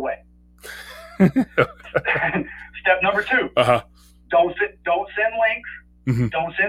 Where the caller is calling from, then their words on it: North Carolina, United States; I'm calling from North Carolina